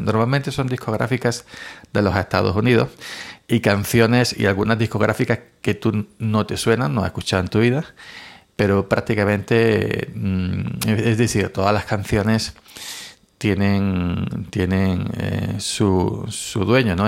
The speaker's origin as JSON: {"language": "Spanish", "country": "Spain", "said": "en mi país, en España"}